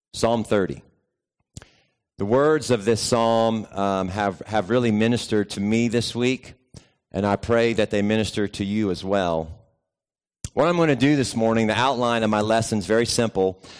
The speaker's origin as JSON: {"language": "English", "region": "West Virginia", "country": "United States", "tie": "born or raised there", "also_born_or_lived": "Georgia", "moved": "yes", "said": "I grew up in West Virginia"}